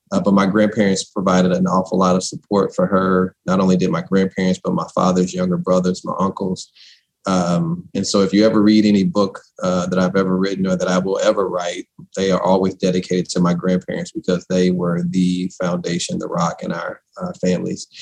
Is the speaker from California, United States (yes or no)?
no; St. Louis, Missouri, United States; I am from St. Louis, born and raised behind Sumner High School